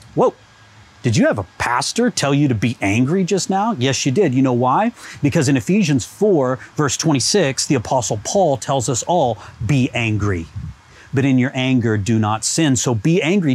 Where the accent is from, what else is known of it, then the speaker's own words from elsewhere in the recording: United States; now in Canada; I'm American. This is going on in my country of origin.